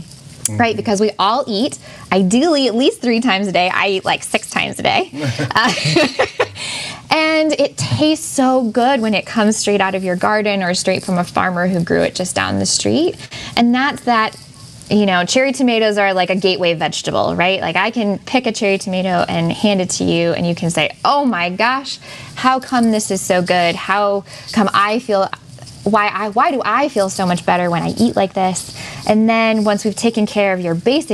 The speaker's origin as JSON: {"language": "English", "area": "Lake Michigan", "region": "Great Lakes", "country": "United States", "tie": "born or raised there", "said": "I grew up on Lake Michigan"}